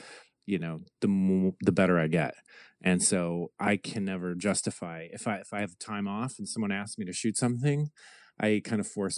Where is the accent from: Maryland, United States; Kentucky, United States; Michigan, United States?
Michigan, United States; moved away as an adult; now in Los Angeles, United States; Well, I moved out to Los Angeles from Michigan in 2003.